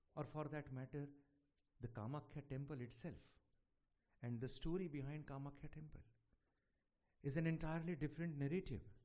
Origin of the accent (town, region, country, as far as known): India